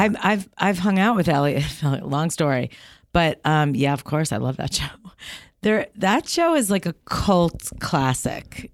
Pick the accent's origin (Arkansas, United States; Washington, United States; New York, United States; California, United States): New York, United States; moved away; also born or lived in Maine; When I'm in New York, I'm from New York